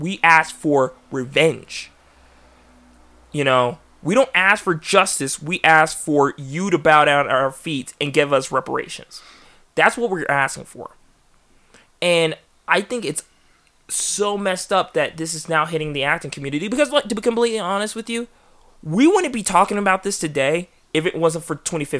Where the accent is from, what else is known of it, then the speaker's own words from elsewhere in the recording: England, United Kingdom; It's not an offensive stereotype, but I'm English, and the whole T stereotype, it's true.